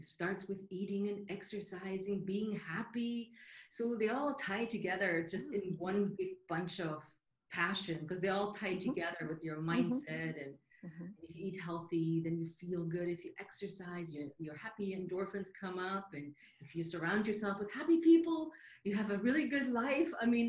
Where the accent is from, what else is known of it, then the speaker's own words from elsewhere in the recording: Munich, Bavaria, Germany; English is a second language; now in United States; But I moved from Germany, from the southern part of Germany, from the Munich area to the U.S. over 32, 33 years by now.